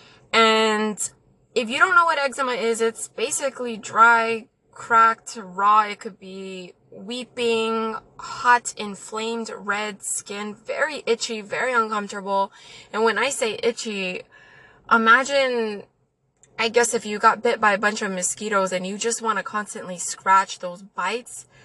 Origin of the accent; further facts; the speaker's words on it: El Paso, Texas, United States; I'm from El Paso. Okay, so my family is mainly Mexican. We grew up by the border